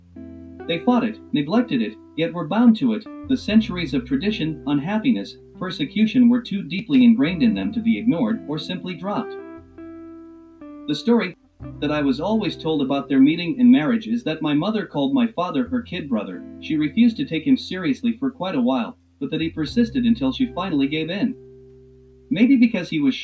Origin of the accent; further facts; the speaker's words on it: Philadelphia, Pennsylvania, United States; I was born on May 22, 1939, in South Philadelphia of Jewish parents, one from Russia and one from Poland